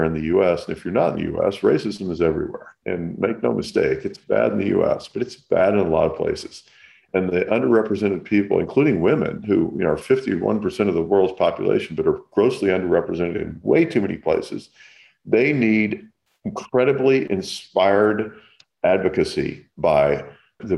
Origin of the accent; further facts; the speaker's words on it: Kentucky, United States; now in California, United States; I grew up in the South in Kentucky